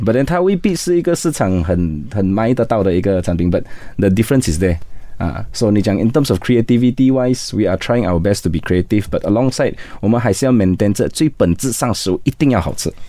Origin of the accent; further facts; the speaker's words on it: Kuching, Sarawak, Malaysia; moved away as an adult; now in Kuala Lumpur, Malaysia; 我来自于沙拉越古今，那我在十一年前到了 K L